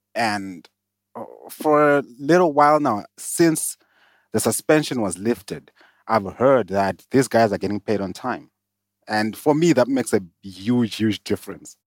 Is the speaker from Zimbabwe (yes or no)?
yes; Zimbabwe; moved away as an adult; now in South Africa; I was born in Zimbabwe, o, moved to South Africa, um, in the twenty tens.